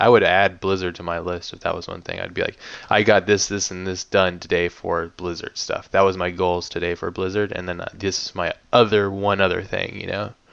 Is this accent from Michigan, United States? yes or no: no; Hawaii, United States; growing up in Hawaii